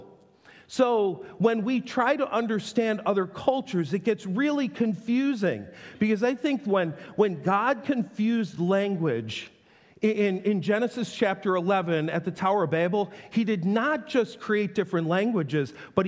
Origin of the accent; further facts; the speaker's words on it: Western New York, United States; I grew up in Western New York, but I'm telling you, hillbilly at heart